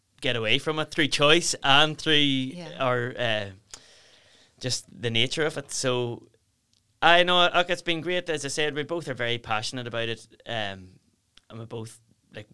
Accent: South Down, Northern Ireland, United Kingdom; we're from South Down

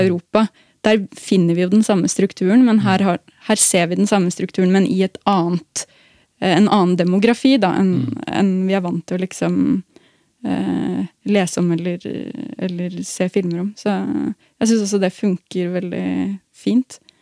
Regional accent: Norway; som nordmenn

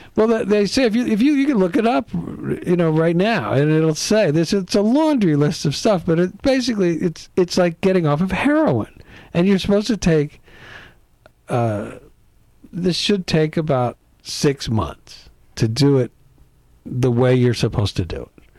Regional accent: East Coast, United States; also born or lived in Midwest; grew up back east on the East Coast.

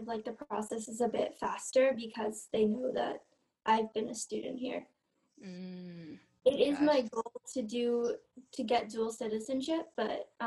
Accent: New York City, New York, United States; moved away as an adult; also born or lived in Shanxi, China; now in Canada; I grew up in New York City and now I'm studying in Canada as a history major

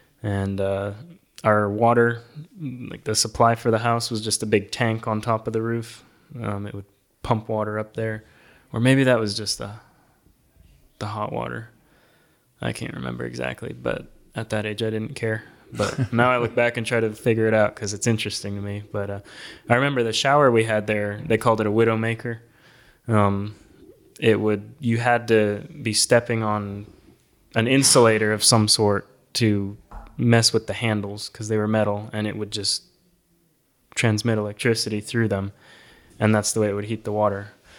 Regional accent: Cochabamba, Bolivia; also born or lived in Illinois, United States; So I was born in the United States in Illinois, but when I was about 6 months old, my parents moved to Bolivia in South America to teach at a school down there, a missionary kid school. And so that's where I grew up. The first city was called Cochabamba.

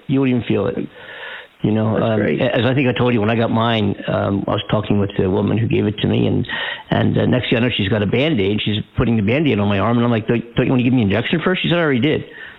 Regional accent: Philadelphia, Pennsylvania, United States; moved away as an adult; also born or lived in New York; now in California, United States; I'm from Philadelphia, and also had a place in New York, Philly. You know, as a musician, I was New York based. I spent a lot of time in New York growing up, and as an adult, and you know, New York is my second home.

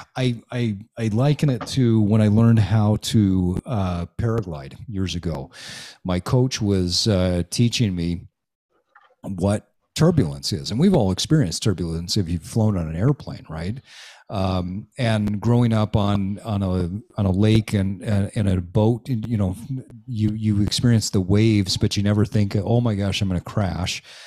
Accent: Utah, United States; I grew up in Utah

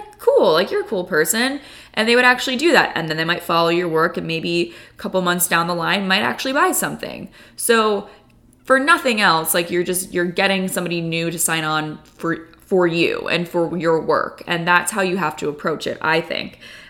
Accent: California, United States; I guess I love them because, you know, I grew up in California and I love like those warm tones.

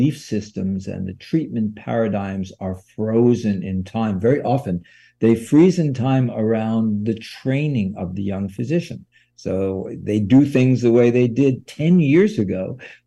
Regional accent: New York, United States; now in California, United States; I grew up in New York

